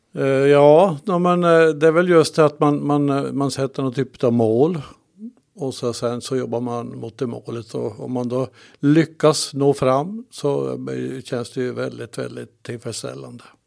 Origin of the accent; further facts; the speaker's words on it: Kalix, Norrbotten County, Sweden; född och uppväxt i Kalix och har bott här hela mitt liv